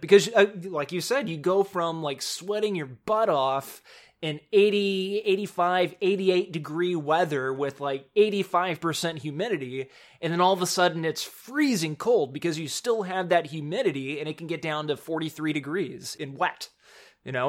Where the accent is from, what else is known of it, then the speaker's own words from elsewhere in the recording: Spring, Texas, United States; living in Houston, and actually, I'm from Spring, Texas